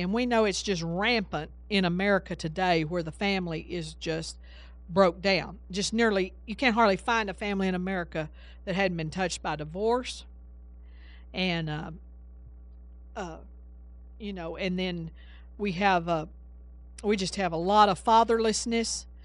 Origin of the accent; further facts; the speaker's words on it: Texas, United States; I'm from Texas